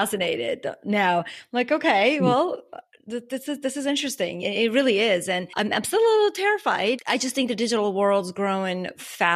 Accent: Armenia; now in United States; I didn't grow up in the US. So growing up in Armenia

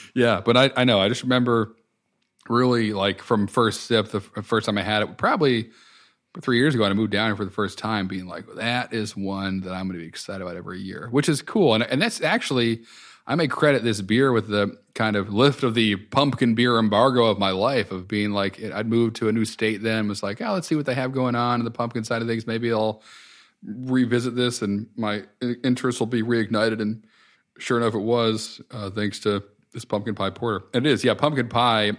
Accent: Connecticut, United States; moved away; I grew up in Connecticut and spent some of my adult years there

